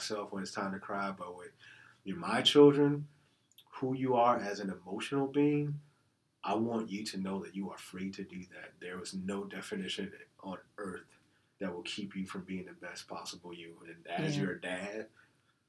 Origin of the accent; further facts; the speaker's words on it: Chicago, Illinois, United States; moved away; as a child growing up in Chicago